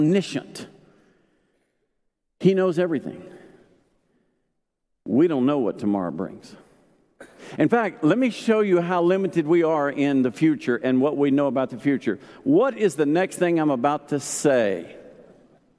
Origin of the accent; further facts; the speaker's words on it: Arkansas, United States; I grew up in Arkansas